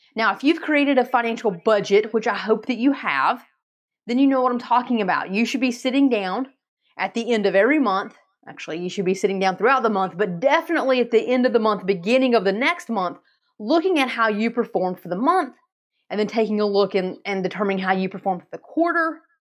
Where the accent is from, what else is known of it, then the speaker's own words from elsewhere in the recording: Asheville, North Carolina, United States; I'm from Asheville, North Carolina